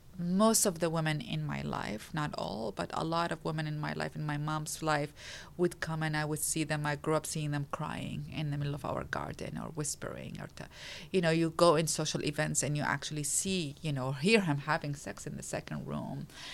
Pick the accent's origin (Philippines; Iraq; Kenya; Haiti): Iraq; English is a second language; Well, I grew up in a circumstances that was defined by a war. I grew up in the Iran-Iraq war.